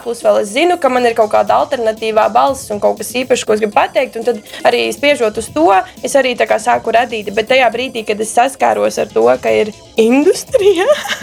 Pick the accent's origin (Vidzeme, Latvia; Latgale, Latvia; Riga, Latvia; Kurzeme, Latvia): Riga, Latvia; es nāku no Rīgas